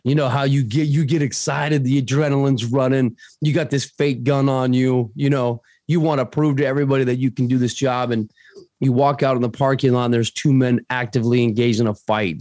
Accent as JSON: {"language": "English", "region": "Arizona", "country": "United States", "tie": "born or raised there", "also_born_or_lived": "Paraguay", "said": "I'm from Arizona, right here, bro, born and bred."}